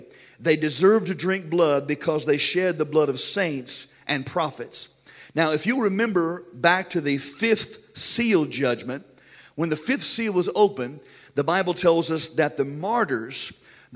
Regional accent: United States; we as American Christians

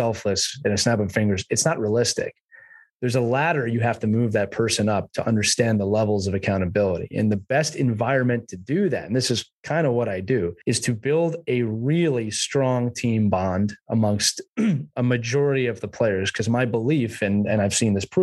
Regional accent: United States; now in England; I'm an American coaching in England

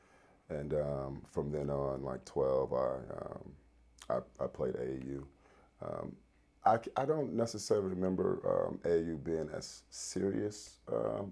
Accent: Los Angeles, California, United States; I grew up in South Central

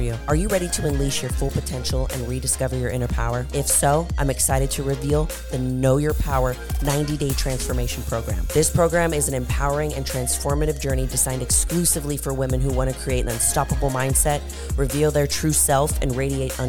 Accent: Austin, Texas, United States; in my hometown, Austin, Texas

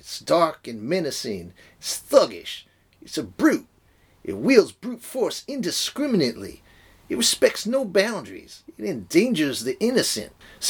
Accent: United States; I'm an American. I don't do irony.

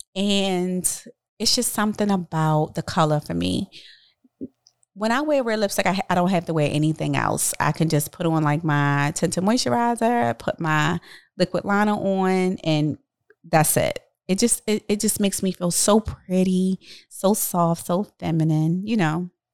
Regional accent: Baltimore, Maryland, United States; I'm from Baltimore

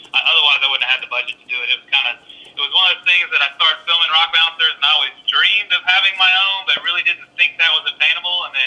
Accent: Huntsville, Alabama, United States; also born or lived in Auburn, Alabama; I'm from Huntsville, Alabama originally. Uh, went down to Auburn, got my degree

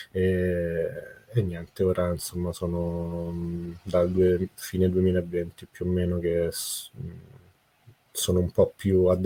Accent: Rome, Lazio, Italy; born there; mi presento … sono nato a Roma 31 anni fa

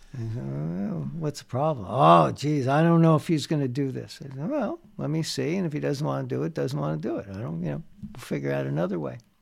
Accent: New Jersey, United States; moved away as an adult; also born or lived in Bayonne, New Jersey / Bound Brook, New Jersey; now in Montreal, Canada; growing up in New Jersey, I was in Bound Brook, New Jersey at the time

